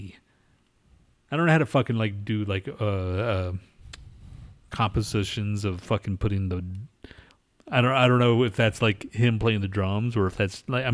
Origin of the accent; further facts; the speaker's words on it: United States; I'm American